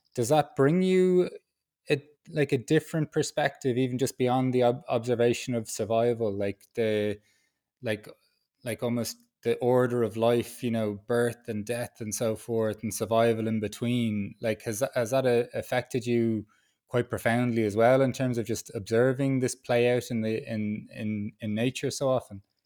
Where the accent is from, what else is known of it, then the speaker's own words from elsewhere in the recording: Dublin, Leinster, Ireland; moved away as an adult; also born or lived in Peru; now in Berlin, Germany; I was born in Dublin in a city, I live in Berlin in a city